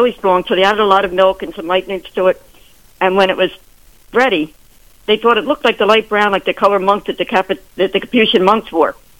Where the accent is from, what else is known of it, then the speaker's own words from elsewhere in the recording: Pennsylvania, United States; my home state of Pennsylvania